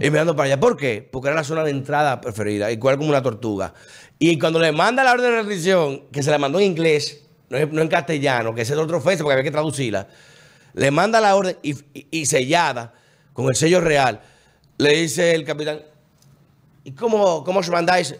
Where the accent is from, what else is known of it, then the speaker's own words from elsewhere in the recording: Dominican Republic; los dominicanos entendemos eso, porque gracias a Dios hemos sido el país más estable de la región